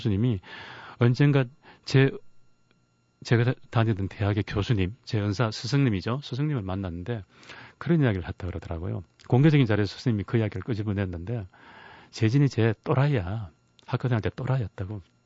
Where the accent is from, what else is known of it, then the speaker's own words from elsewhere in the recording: Daegu, South Korea; 제 고향인 대구에